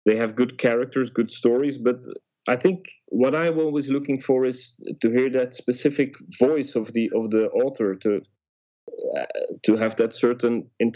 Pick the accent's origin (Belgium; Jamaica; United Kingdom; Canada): Belgium; Ghent, Flanders; now in Antwerp, Belgium; I was born in Ghent, which is a city close to Antwerp, where I live now